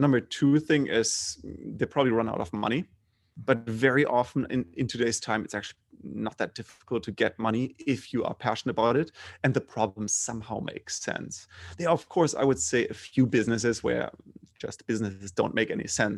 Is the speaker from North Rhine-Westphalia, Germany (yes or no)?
no; Bremen, Germany; English is a second language; moved away; also born or lived in Freiburg; I grew up in Germany. So pretty, I would say, mainstream German middle class